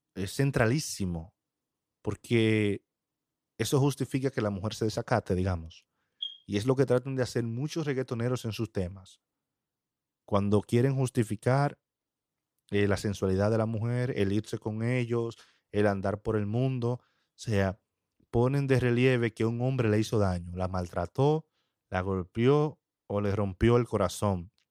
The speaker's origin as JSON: {"language": "Spanish", "country": "Dominican Republic", "said": "en mi país, RD"}